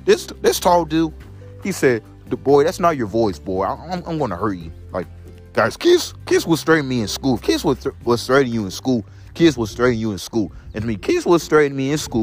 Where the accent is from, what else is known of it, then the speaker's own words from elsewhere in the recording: Belleville, Illinois, United States; moved away; also born or lived in St. Louis, Missouri; I was born in Belleville, Illinois, at St. Elizabeth Hospital